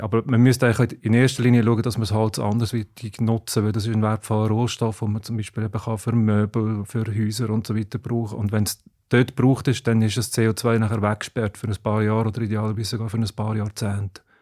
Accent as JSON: {"language": "German", "country": "Switzerland", "said": "bei uns in der Schweiz"}